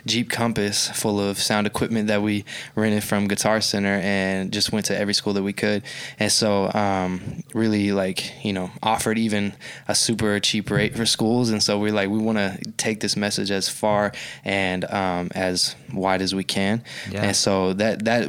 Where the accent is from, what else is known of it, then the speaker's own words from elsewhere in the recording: Oklahoma City, Oklahoma, United States; born and raised in Oklahoma City